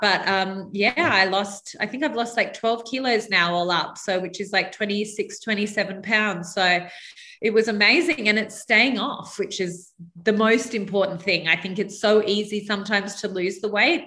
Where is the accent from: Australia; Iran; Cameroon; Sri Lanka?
Australia; New South Wales; brought up on a very small island about an hour north of uh, Sydney in Australia